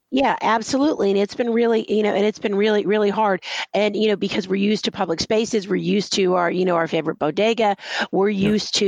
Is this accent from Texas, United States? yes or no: yes; Texas, United States; now in New York City, United States; and I'm from Texas, you know, I was born in Texas